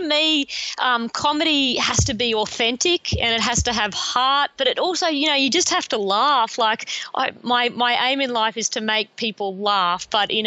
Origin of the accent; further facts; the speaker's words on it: Rockhampton, Queensland, Australia; now in Brisbane, Australia; I grew up in Rockhampton, a regional town in central Queensland